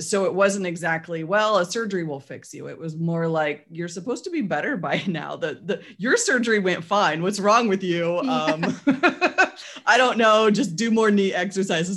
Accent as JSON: {"language": "English", "town": "Portland", "region": "Oregon", "country": "United States", "tie": "born or raised there", "lives_now": "Salem, Oregon, United States", "said": "I grew up in Portland and after 30 something years living there"}